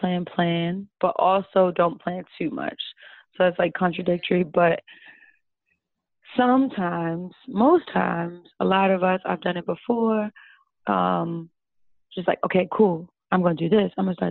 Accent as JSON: {"language": "English", "country": "United States", "said": "I don't know, we're Americans, we have been here our whole lives, we're detached from Africa, like, naturally."}